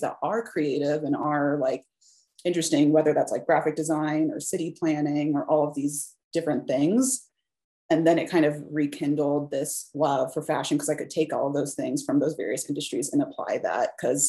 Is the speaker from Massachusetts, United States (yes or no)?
no; Des Moines, Iowa, United States; moved away as an adult; also born or lived in Minneapolis, Minnesota; now in Colorado, United States; I grew up in mostly kind of like a middle class sort of town. I'm from Des Moines, Iowa